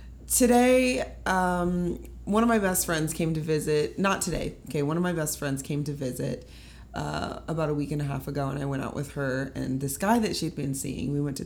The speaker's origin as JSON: {"language": "English", "town": "Kansas City", "region": "Missouri", "country": "United States", "tie": "born or raised there", "also_born_or_lived": "California", "moved": "as an adult", "said": "I'm from Kansas City, Missouri, originally. So, Midwest girl. My mom's from out here, though"}